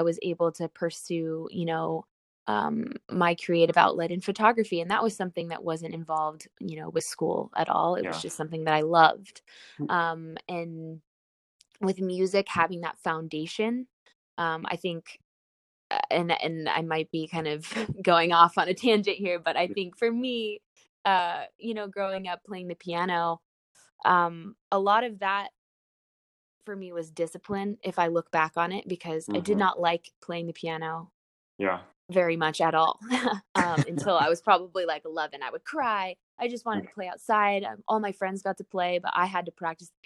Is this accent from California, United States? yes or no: yes; Orange County, California, United States; where I grew up in Orange County